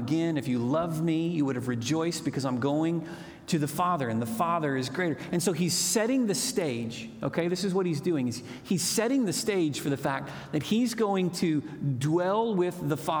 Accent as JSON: {"language": "English", "town": "Moore", "region": "Oklahoma", "country": "United States", "tie": "born or raised there", "lives_now": "Chickasha, United States", "said": "I grew up in Moore, Oklahoma, which was a great place to grow up"}